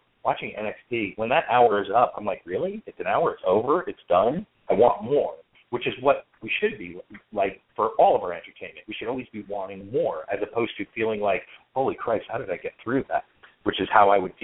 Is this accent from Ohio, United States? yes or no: no; next to Asbury Park, New Jersey, United States; I grew up in New Jersey. I grew up right next door to Asbury Park